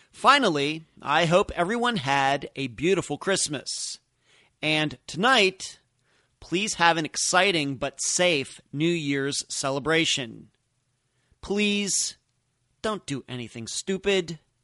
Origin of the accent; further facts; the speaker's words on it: Leechburg, Pennsylvania, United States; moved away as an adult; also born or lived in Las Vegas, Nevada / Madeira Beach, Florida; now in Clearwater Beach, United States; I'm originally from Leechburg, Pennsylvania